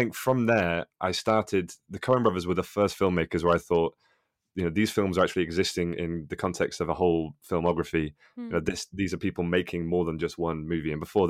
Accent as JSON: {"language": "English", "country": "United Kingdom", "said": "As a Brit, as you guys might say, I always relate more to the East Coast American sensibility."}